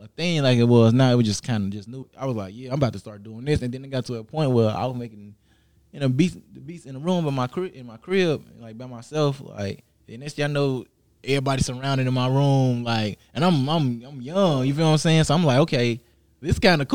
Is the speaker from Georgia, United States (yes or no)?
no; Chicago, Illinois, United States; I'm from Chicago. I started off, you know, just being around my cousins